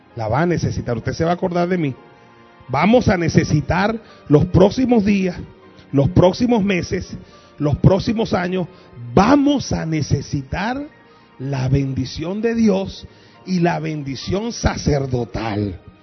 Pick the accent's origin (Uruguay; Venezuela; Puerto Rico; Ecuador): Venezuela; Caracas, Capital District; Yo como venezolano y como persona que me crié en el 23 de enero en Caracas